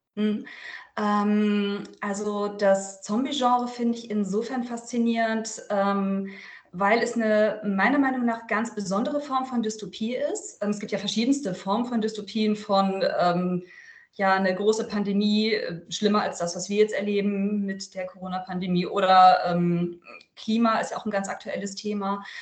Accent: Lüneburg Heath, Lower Saxony, Germany; now in Verden, Germany; aus der Lüneburger Heide, wo ich übrigens aufgewachsen bin.

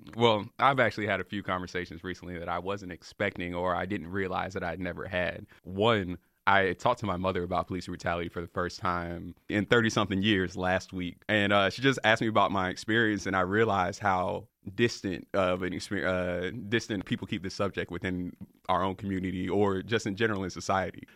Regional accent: Raleigh, North Carolina, United States; I'm from Raleigh, North Carolina.

